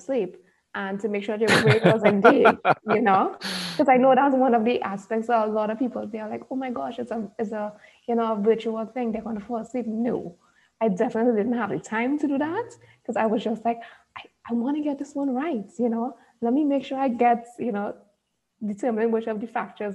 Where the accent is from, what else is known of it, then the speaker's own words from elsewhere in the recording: Trinidad & Tobago; I'm from Trinidad and Tobago